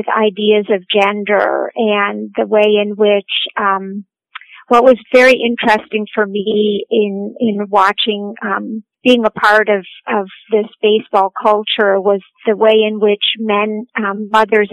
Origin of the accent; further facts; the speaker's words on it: Cleveland, Ohio, United States; I am an Ohioan. I was born and raised in Cleveland, Ohio.